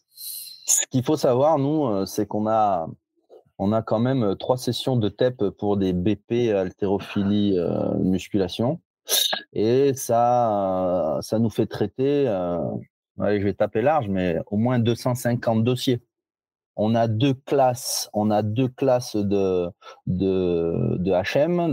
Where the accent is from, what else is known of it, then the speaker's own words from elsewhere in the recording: Givors, Auvergne-Rhône-Alpes, France; je suis originaire de Lyon, de Givors